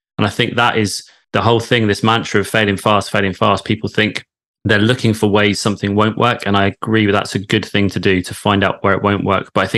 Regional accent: London, United Kingdom; now in Devon, United Kingdom; I grew up in London, moved to Devon

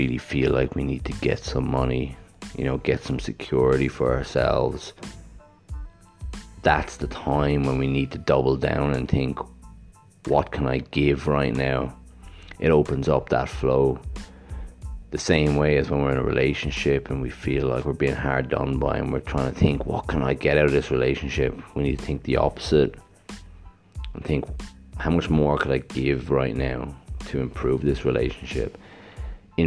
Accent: Ireland; now in Gold Coast, Australia; I grew up in Ireland in a small town where it rains a lot and it's cold.

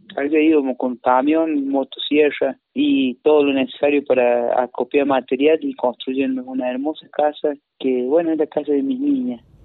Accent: Traslasierra, Córdoba, Argentina; also born or lived in Paravachasca Valley, Córdoba; Yo soy de Tras de Sierra y estoy acá ahora, en estos momentos.

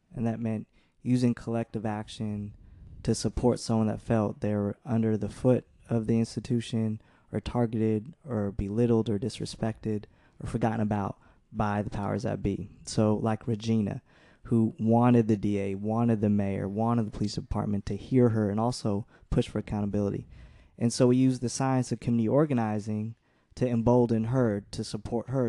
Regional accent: San Jose, California, United States; also born or lived in Milwaukee / Detroit; came here when I was, like, a young kid.

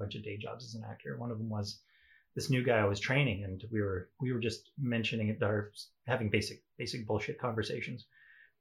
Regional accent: La Ronge, Saskatchewan, Canada; moved away; also born or lived in Sandy Bay, Saskatchewan / South Korea; I grew up in Treaty 10 territory, up in LaRonge and Sandy Bay, Saskatchewan, which is up in the north.

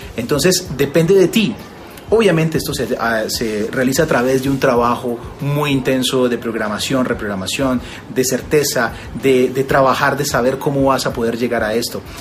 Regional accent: Colombia; tengo una cadena de restaurantes en, Colombia, en varias ciudades, y además de eso, pues asesoro varias marcas, tengo también, eh, y durante los últimos años he estado trabajando en radio y en televisión también en mi país

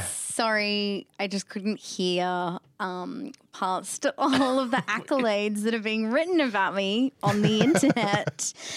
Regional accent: Northern New South Wales, Australia; also born or lived in Gold Coast, Queensland; I grew up in Northern New South Wales, 5 minutes away from the border, and had to cross the border every day to go to school on the Gold Coast. And my friendship circle was on the Gold Coast, so I straddled the state line.

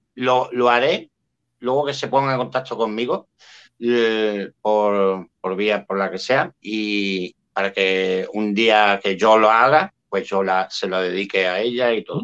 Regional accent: Spain

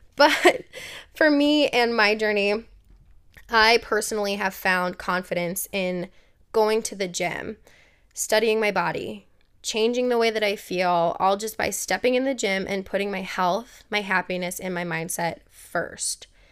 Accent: Milwaukee, Wisconsin, United States; I grew up in Milwaukee, Wisconsin

